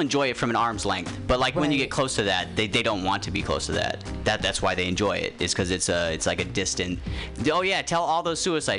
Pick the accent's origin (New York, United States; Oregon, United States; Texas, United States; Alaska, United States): Alaska, United States; moved away; I grew up in Alaska